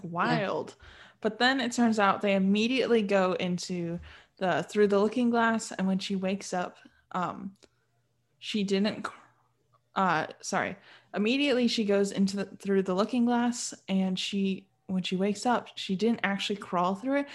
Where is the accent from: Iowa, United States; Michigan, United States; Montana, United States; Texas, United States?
Michigan, United States; I'm from Michigan and Michigan has a lot of hunting grounds